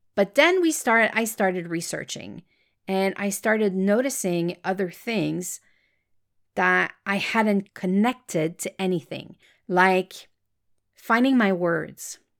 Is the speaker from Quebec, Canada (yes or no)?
yes; Quebec, Canada; accent: French Canadian; English is a second language; I am French Canadian. That's why you will hear a slight accent in my voice